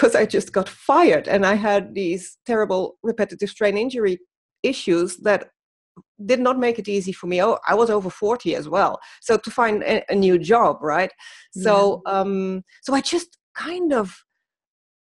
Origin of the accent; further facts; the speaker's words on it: Netherlands; moved away as an adult; now in Germany; I'm from the Netherlands